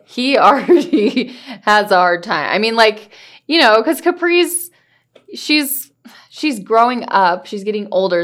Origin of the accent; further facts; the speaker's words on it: California, United States; I grew up in California